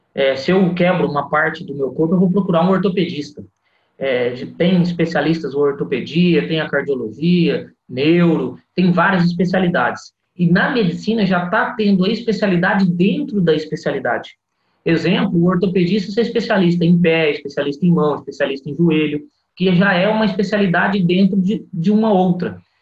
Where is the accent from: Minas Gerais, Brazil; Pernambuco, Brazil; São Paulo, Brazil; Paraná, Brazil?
São Paulo, Brazil; Bauru; also born or lived in Santa Albertina; Terra onde eu passei minha adolescência, meus avós mudaram da minha terrinha querida Santa Albertina, que é próximo de Jales, para Bauru